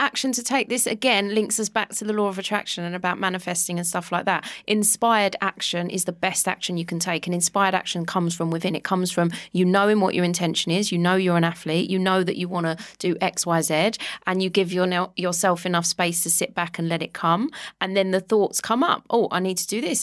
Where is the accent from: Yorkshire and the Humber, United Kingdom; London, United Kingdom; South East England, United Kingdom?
London, United Kingdom; moved away; I grew up in Walthamstow in London